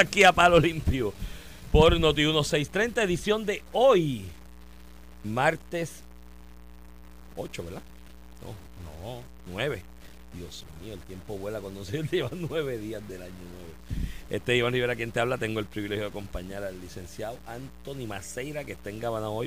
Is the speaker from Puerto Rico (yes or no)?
yes; Puerto Rico; now in United States; somos tantos los puertorriqueños que votamos aquí